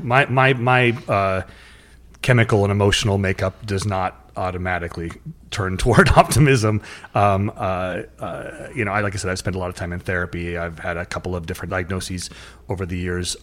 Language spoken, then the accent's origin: English; North Dakota, United States; I grew up in North Dakota in sort of a rural, kinda crusty, no emotions shown to each other, not hugging